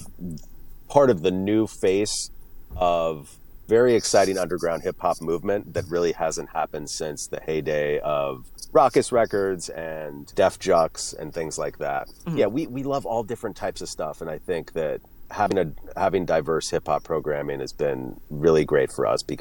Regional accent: Florida, United States; now in Western Massachusetts, United States; I grew up mainly in Florida

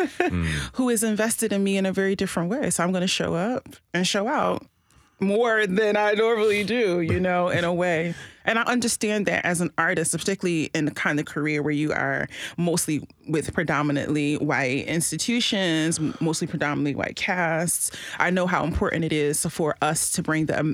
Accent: Philadelphia, Pennsylvania, United States; my experience growing up in Philadelphia

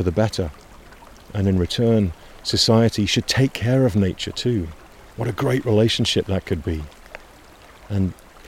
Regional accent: Washington, United States; the North Cascade Mountains of my home state in Washington

